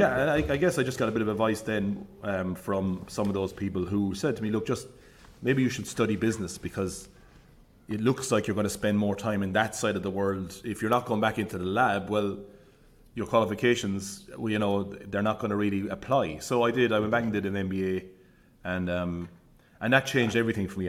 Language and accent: English; Limerick, Munster, Ireland; moved away as an adult; also born or lived in Dublin / Cork; I grew up in Limerick City.